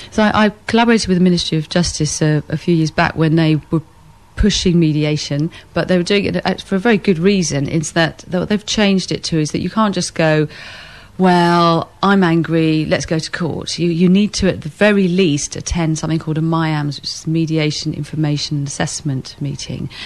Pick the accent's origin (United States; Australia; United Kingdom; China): United Kingdom; England; we're English